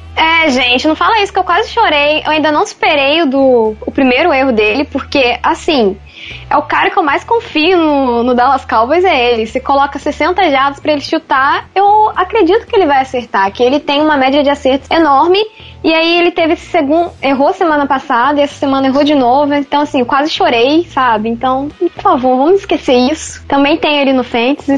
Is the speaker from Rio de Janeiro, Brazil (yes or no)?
yes; Resende, Rio de Janeiro, Brazil; eu sou de Resende